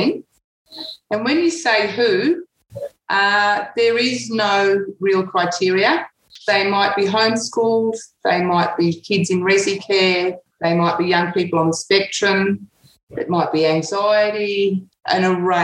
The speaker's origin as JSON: {"language": "English", "country": "Australia", "tie": "born or raised there", "also_born_or_lived": "Saudi Arabia / England", "said": "We came to Australia when I was 5 for 2 years, went back to England for another 2 years until I was 9. When we came back to Australia, I lived with an auntie."}